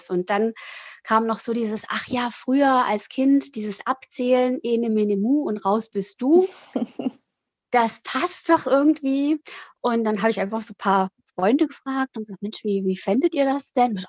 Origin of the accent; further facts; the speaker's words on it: Italy; moved away as an adult; also born or lived in Switzerland; now in Süddeutschland, Germany; bin 47 Jahre alt, ähm, bin in der Schweiz geboren und in Italien aufgewachsen Dort bin ich auf die europäische Schule gegangen und nach dem Abi hat es mich dann nach Deutschland verschlagen